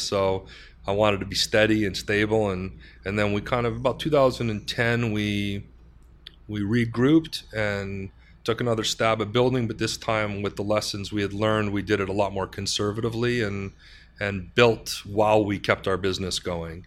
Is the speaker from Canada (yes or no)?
yes; Canada; we're a Canadian company with those kind of soft Canadian sensibilities.